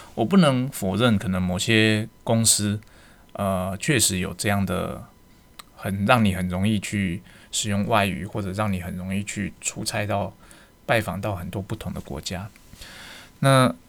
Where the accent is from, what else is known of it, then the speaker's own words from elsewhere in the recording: Taiwan; 我们台湾人